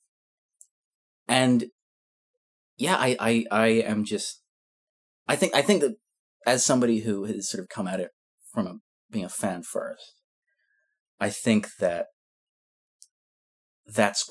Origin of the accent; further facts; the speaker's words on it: Scotland, United Kingdom; I'm Scottish